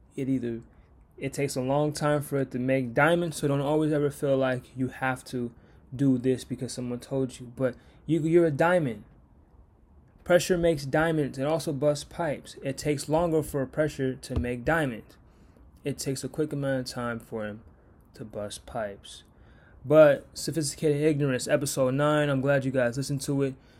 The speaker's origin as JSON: {"language": "English", "country": "United States"}